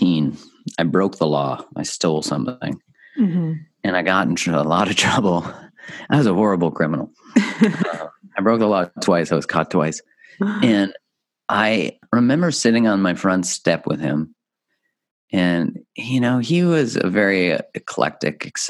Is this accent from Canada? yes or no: yes; Canada; I grew up in Canada